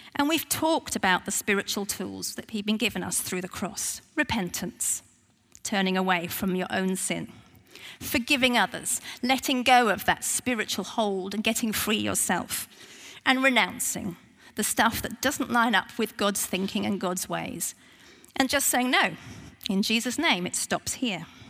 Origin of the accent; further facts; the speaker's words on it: United Kingdom; I'm very British